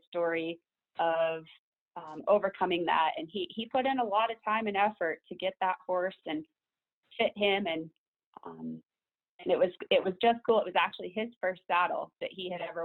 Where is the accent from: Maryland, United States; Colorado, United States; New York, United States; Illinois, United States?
Colorado, United States; Elizabeth; I grew up in Elizabeth. I've been here, lived in this town since I was about 8 years old